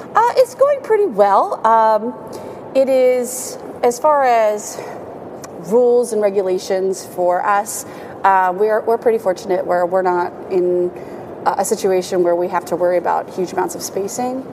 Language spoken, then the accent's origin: English; Williamsport, Pennsylvania, United States; I grew up in Williamsport